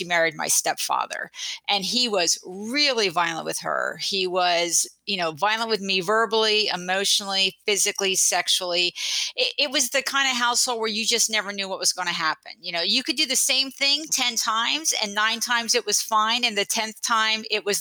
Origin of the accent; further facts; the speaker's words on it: New Jersey, United States; moved away as an adult; now in San Francisco Bay Area, United States; I grew up in New Jersey, but I went to Berkeley for college and later law school, and I just never left this beautiful place